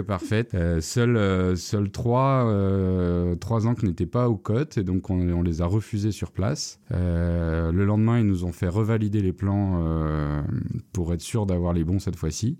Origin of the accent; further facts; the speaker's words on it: Paris suburbs, Vallée de Chevreuse, Île-de-France, France; moved away as an adult; also born or lived in Châtenay-Malabry, Hauts-de-Seine; Je suis né à Châtenay-Malabry, donc dans les Hauts-de-Seine. J'ai grandi toute mon enfance euh, en banlieue parisienne, euh, euh, dans un cadre assez préservé qu'est la vallée de Chevreuse